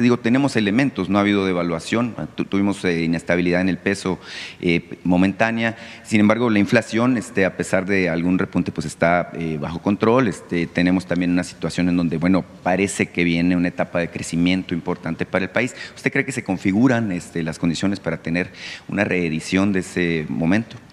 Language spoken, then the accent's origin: Spanish; Mexico; como mexicanos